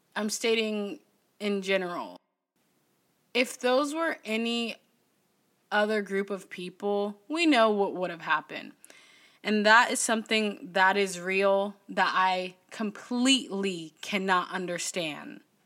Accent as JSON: {"language": "English", "town": "Berkeley", "region": "California", "country": "United States", "tie": "born or raised there", "said": "I was born in Berkeley"}